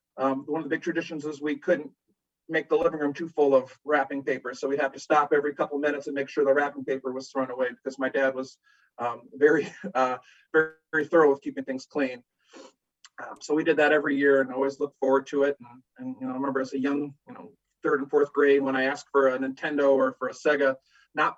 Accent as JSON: {"language": "English", "town": "Sylvania", "region": "Ohio", "country": "United States", "tie": "born or raised there", "also_born_or_lived": "Tampa, Florida", "said": "I was born in Tampa. I was raised in Sylvania"}